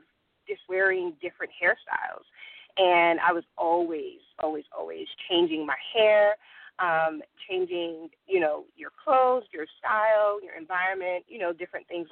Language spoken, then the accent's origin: English; New Haven, Connecticut, United States; moved away as an adult; now in Georgia, United States; I am originally from New Haven, Connecticut. I've been in Georgia for about 12 years now